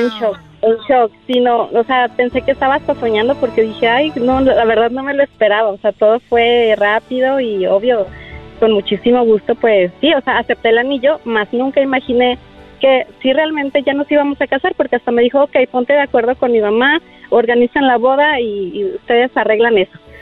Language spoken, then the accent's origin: Spanish; Aguascalientes, Mexico; moved away; mi tierra, fue en mi tierra en Aguascalientes